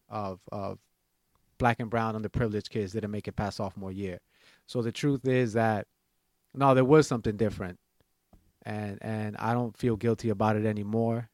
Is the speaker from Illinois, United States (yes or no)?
no; New York City, New York, United States; growing up in Washington Heights, uh, being a private school kid and going to law school